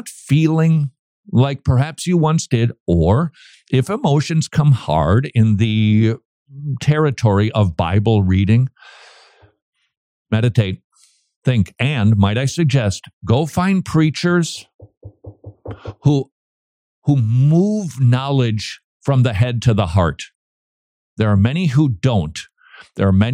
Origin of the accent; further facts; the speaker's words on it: St. Paul, Minnesota, United States; moved away; last time I visited my hometown, downtown St. Paul